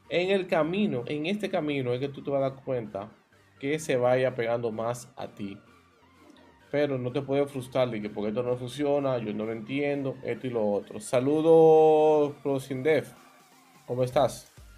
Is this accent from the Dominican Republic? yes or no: yes; Dominican Republic; como diríamos aquí en mi país, una balsa, es un término dominicano